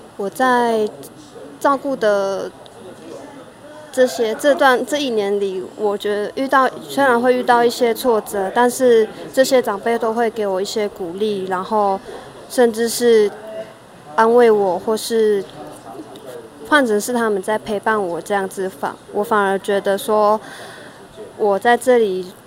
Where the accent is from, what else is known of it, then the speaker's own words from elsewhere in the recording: Taiwan; 一些我完全不知道我们有些不农族的文化，他们也会教导给我，或是母语这样子